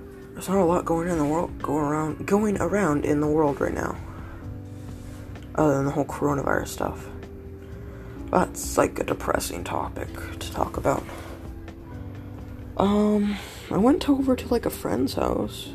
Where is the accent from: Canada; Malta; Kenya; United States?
Canada; I'm in Canada. I'm a Canadian